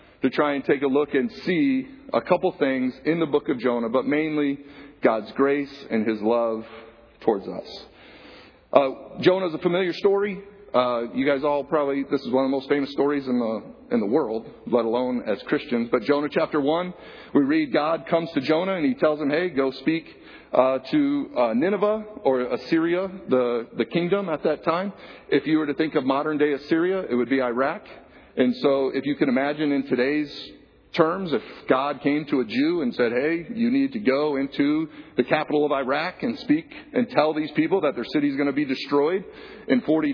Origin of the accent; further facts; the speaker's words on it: Flint, Michigan, United States; I grew up in Flint, Michigan, in a trailer park in Flint, Michigan